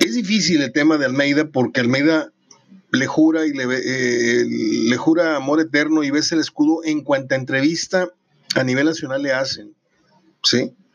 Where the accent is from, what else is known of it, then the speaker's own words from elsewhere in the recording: Mexico; somos mexicanos